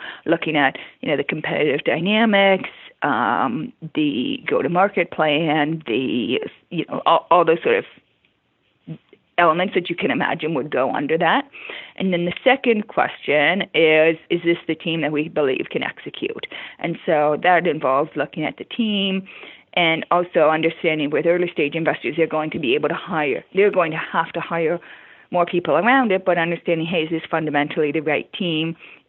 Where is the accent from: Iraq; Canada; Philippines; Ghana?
Canada; Toronto, Ontario; I came from Toronto and like nobody ever would ask somebody, oh, are you going to start your own business?